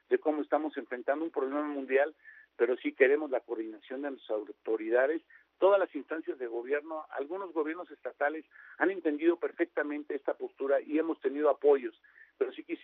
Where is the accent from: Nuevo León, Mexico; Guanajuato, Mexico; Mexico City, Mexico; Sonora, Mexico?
Guanajuato, Mexico; ahora que venía de la Ciudad de México, Rumbaleón, Guanajuato, de donde soy